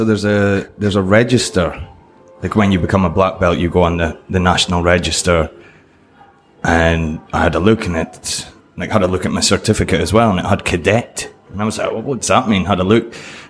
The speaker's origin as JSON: {"language": "English", "region": "Scotland", "country": "United Kingdom", "tie": "born or raised there", "said": "Yeah. So yeah, when I was in Scotland, I started, what, 5 year old or something?"}